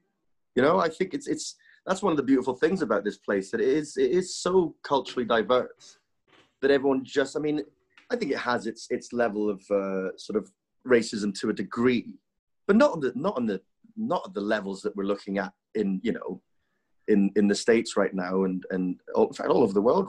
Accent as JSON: {"language": "English", "town": "Dingwall", "region": "Scotland", "country": "United Kingdom", "tie": "born or raised there", "lives_now": "Dubai, United Arab Emirates", "said": "you see that back in my hometown of Dingwall, 5,000, you know, rural sort of farmer folk"}